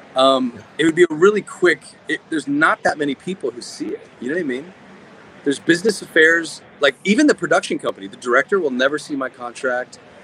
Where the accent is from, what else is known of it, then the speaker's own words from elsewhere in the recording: Nevada, United States; I'm from Nevada